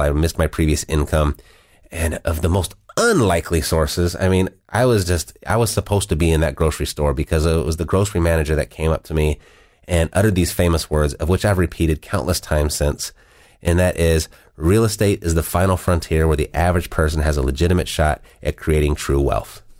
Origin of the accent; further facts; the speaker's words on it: Southern California, United States; I was born and raised in Southern California